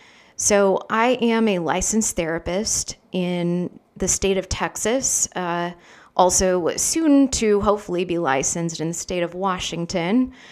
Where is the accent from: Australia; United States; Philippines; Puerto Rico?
Philippines; moved away as an adult; I grew up in the Philippines with missionary parents, so spent my whole life there until I was 18